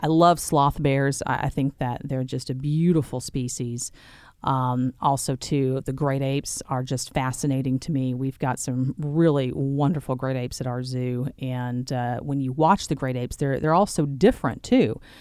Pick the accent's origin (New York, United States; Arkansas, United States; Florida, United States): Arkansas, United States; Sherwood; also born or lived in Little Rock, Arkansas; So I was born and raised in central Arkansas. I grew up in Sherwood.